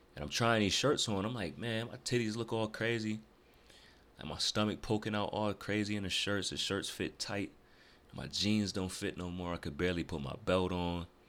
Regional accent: Rochester, New York, United States; moved away as an adult; now in Greensboro, United States; I'm originally from North, or Rochester, New York

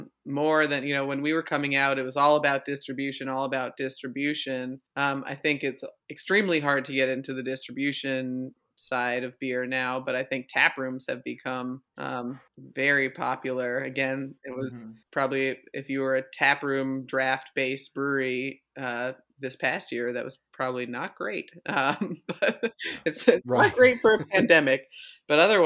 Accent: Vermont, United States; moved away; I'm from Vermont originally

